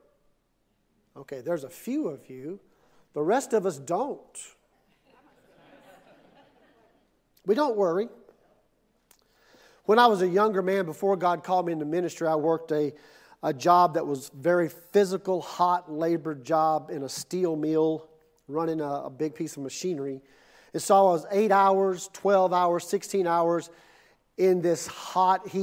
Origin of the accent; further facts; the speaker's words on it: Mississippi, United States; now in Ponca City, United States; I'm from Mississippi